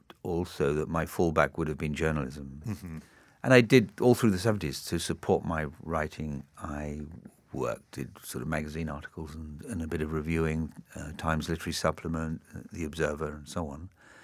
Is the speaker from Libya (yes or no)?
yes; Tripoli, Tripoli District, Libya; also born or lived in Singapore; I grew up partially in Singapore between the ages of 3 and 6, and then for the next 6 years in North Africa, in Libya, in Tripoli.